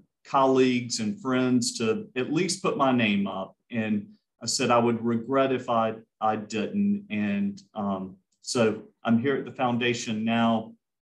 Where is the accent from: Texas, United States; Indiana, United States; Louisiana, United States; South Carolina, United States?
South Carolina, United States; Columbia; moved away as an adult; also born or lived in Clemson, South Carolina / Greenville, South Carolina; now in Spartanburg, United States; I am originally from Columbia. So after college, I returned home to Columbia